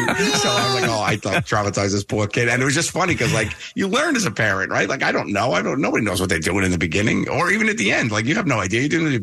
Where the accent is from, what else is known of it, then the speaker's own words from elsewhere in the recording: New York City, New York, United States; my crazy Italian mother growing up in Staten Island with her